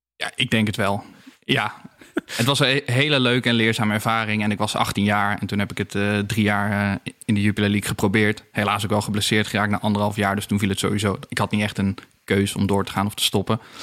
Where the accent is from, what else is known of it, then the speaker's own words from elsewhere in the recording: Roosendaal, North Brabant, Netherlands; moved away; also born or lived in Helmond / Amsterdam; En ik kwam zelf ook uit Roosendaal